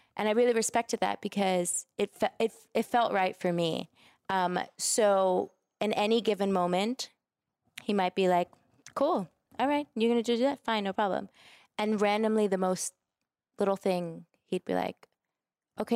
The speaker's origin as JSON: {"language": "English", "town": "New York City", "region": "New York", "country": "United States", "said": "I'm from New York. I'm a Brooklyn girl"}